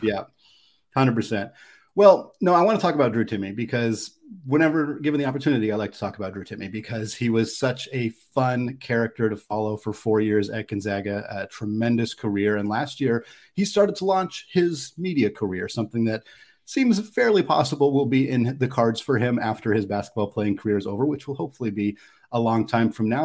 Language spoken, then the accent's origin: English; Oregon, United States; moved away; also born or lived in Spokane, Washington; I'm a West Coast person, is born and raised in Oregon.